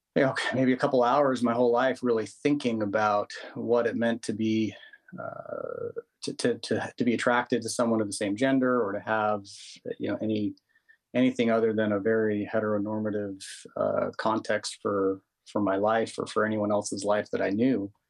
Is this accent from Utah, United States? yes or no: yes; Utah, United States; I grew up in in Utah